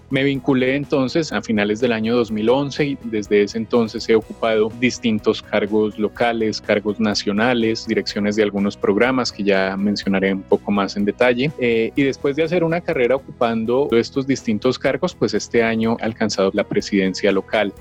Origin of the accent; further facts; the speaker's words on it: Duitama, Boyacá, Colombia; now in Bogotá, Colombia; Yo soy nacido en la ciudad de Duitama, Boyacá. Vivo acá en Bogotá hace ya algunos años